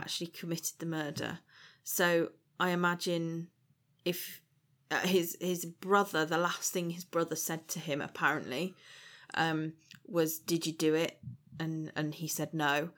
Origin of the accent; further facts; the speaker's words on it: Shrewsbury, West Midlands, United Kingdom; I grew up in Shrewsbury